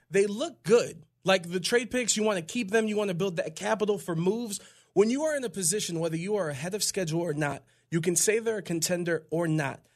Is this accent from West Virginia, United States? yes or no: no; Cleveland, Ohio, United States; born and raised in Cleveland